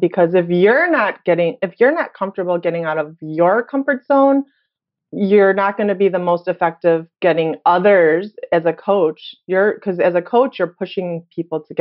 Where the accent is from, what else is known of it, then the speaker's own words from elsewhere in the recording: Chicago, Illinois, United States; moved away as an adult; also born or lived in Korea / Hawaii; I was born and raised in Chicago